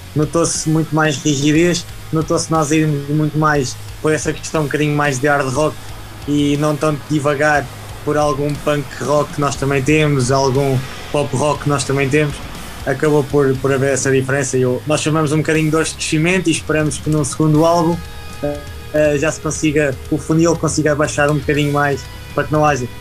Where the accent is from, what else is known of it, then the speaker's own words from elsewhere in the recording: Pedrógão, Portugal; tenho 27 anos, sou natural de Pedrógão